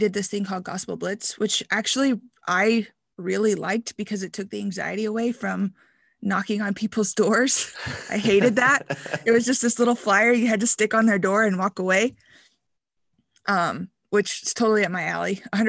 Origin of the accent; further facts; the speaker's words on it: Kentucky, United States; Yeah. So I'm from Kentucky. I grew up, was born into the IFB, went to Christian school, K through 12.